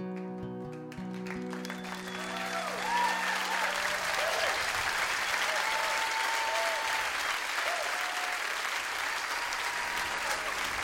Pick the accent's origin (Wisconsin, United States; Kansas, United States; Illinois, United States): Wisconsin, United States; Appleton; I'm from Wisconsin